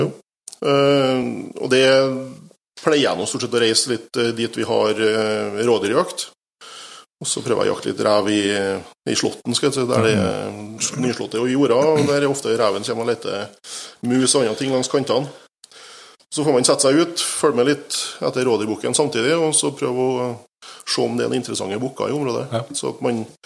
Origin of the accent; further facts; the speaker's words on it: Steinkjer, Trøndelag, Norway; now in Bratsberg, Norway; Jeg kommer jo innentil, jeg er fra Steinkjer